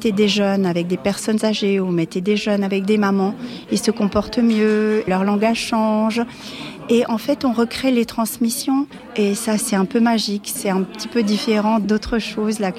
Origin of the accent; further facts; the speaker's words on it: Turkey; French is a second language; Oui, je suis turque, donc je euh, je suis pas vraiment euh